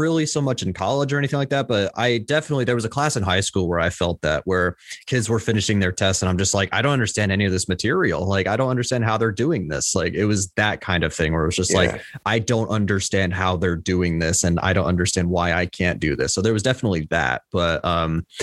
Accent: Tennessee, United States; also born or lived in Illinois; I was born in Illinois, but currently I am in Tennessee. So I've been here since I was three

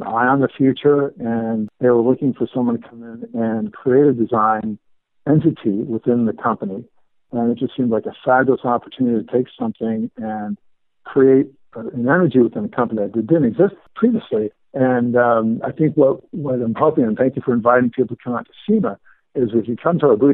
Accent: Los Angeles, California, United States; I grew up in Los Angeles

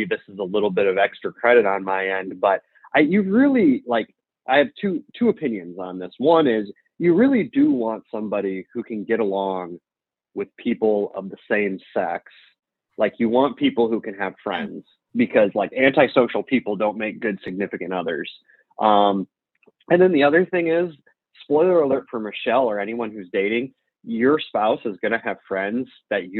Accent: Midwest, United States; Being a Midwesterner

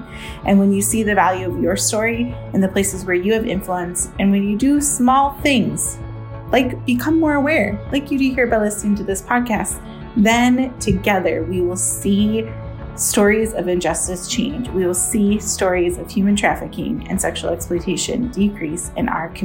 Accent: Brooklyn Park, Minnesota, United States; I am from Brooklyn Park.

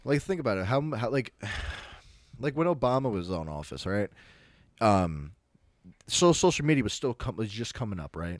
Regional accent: United States

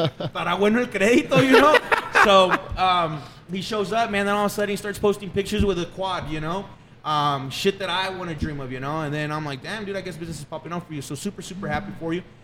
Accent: Fabens, Texas, United States; born and raised in Fabens, Texas.

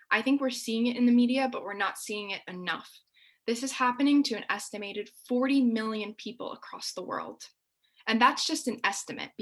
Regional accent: United States; since I am the daughter of immigrants, you know, my parents sacrificed so much to give me opportunities that I have because I was born here.

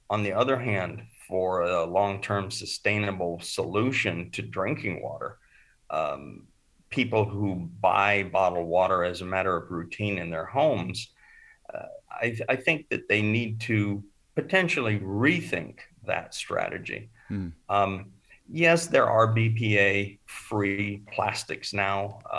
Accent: Oregon, United States; also born or lived in California / Arizona; and I grew up in Oregon, Northern California, and Arizona

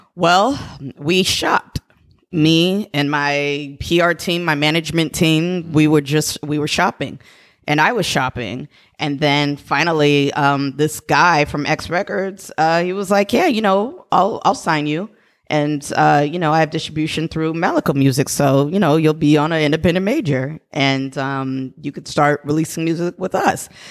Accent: San Jose, California, United States; I'm actually born and raised in San Jose.

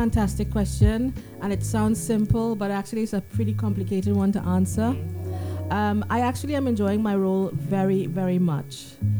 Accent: Canada; moved away as an adult; also born or lived in Trinidad and Tobago; now in United Kingdom; I was born in Trinidad. And I did my high school in Canada. And then I came here at 21 to the UK to study nursing.

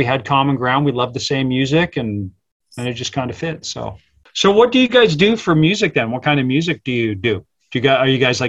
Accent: England, United Kingdom; born there; Cause I was born in England.

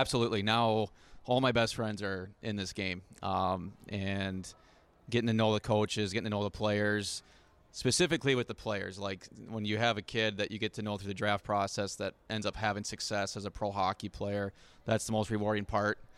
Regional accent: Wisconsin, United States; I'm from Wisconsin

